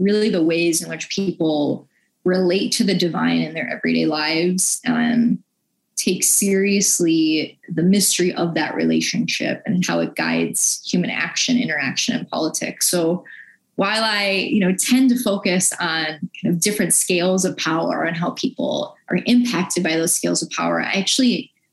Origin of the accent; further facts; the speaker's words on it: Buffalo, New York, United States; now in Mississippi, United States; I grew up Catholic in Buffalo, New York